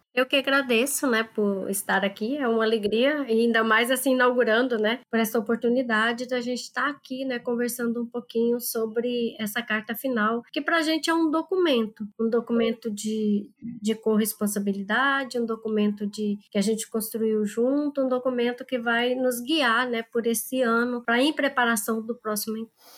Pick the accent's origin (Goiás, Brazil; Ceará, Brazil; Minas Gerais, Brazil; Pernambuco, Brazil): Goiás, Brazil; moved away as an adult; now in Pará, Brazil; eu sou aqui do, do estado de Goiás e atualmente eu estou trabalhando no estado do Pará